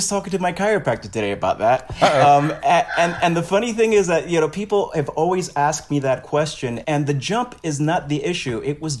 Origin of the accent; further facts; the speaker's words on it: New York City, New York, United States; I'm from Brooklyn.